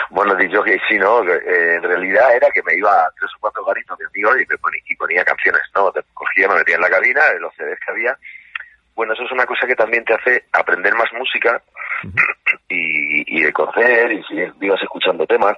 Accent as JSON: {"language": "Spanish", "town": "Murcia", "region": "Region of Murcia", "country": "Spain", "tie": "born or raised there", "also_born_or_lived": "Santiago, Chile / Galicia / Madrid", "moved": "as an adult", "lives_now": "Pedreguer, Spain", "said": "luego viví en Murcia toda mi adolescencia, infancia, adolescencia y muchos años. Donde más he vivido es en Murcia, luego me crié en Murcia"}